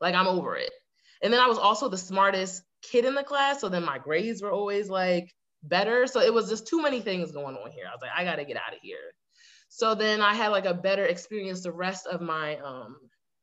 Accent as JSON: {"language": "English", "town": "Fort Lauderdale", "region": "Florida", "country": "United States", "tie": "born or raised there", "said": "I was born in Lauderdale, Florida. So, like, I'm from South Florida, right, originally."}